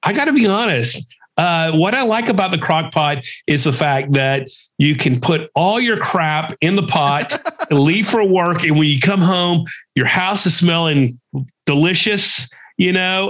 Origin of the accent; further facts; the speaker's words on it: Texas, United States; we're from Texas